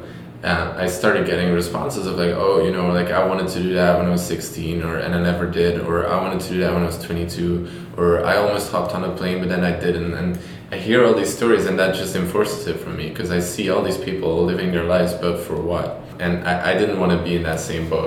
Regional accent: Belgium; moved away as an adult; now in New York, United States; I'm from Belgium and I lived there 18 years of my life

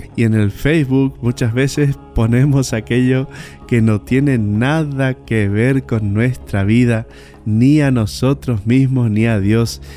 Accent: Bernardo de Irigoyen, Misiones, Argentina; Bernardo de Irigoyen, mi pueblo natal

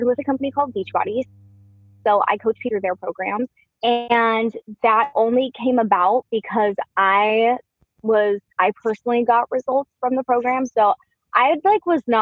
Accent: Dallas, Texas, United States; moved away as an adult; also born or lived in Seattle, Washington; just after high school, we moved from Dallas to Seattle, Washington.

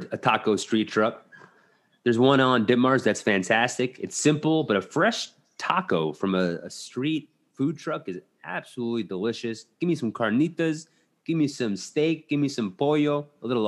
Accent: New York City, New York, United States; born or raised there

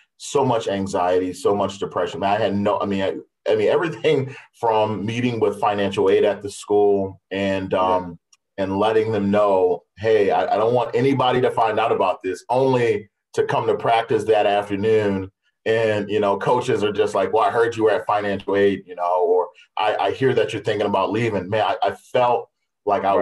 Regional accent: Baltimore, Maryland, United States; moved away as an adult; also born or lived in Iowa; now in West Des Moines, United States; Baltimore was was sort of a, a, rough place to grow up

